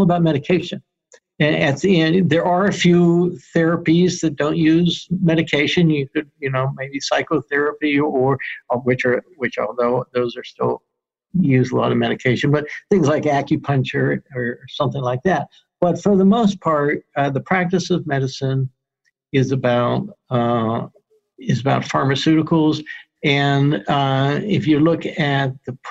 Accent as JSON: {"language": "English", "town": "Pittsburgh", "region": "Pennsylvania", "country": "United States", "tie": "born or raised there", "also_born_or_lived": "Rochester, New York / Denver, Colorado", "moved": "as an adult", "lives_now": "Albany, United States", "said": "I grew up in Pittsburgh"}